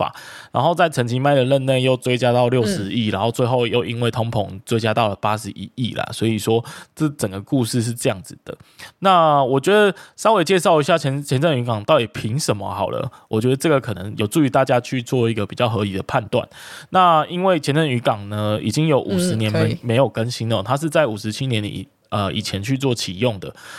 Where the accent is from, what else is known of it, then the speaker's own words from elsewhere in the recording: Kaohsiung, Taiwan; 哎，这就是我们高雄人的事情啊，其他其他外地人就别管这样。